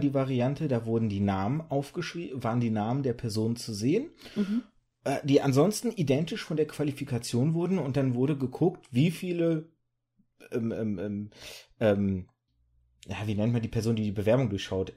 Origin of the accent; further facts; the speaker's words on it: Germany; also born or lived in birth town in Kazakhstan or Russia; ich war ein Jahr alt, als wir rübergezogen sind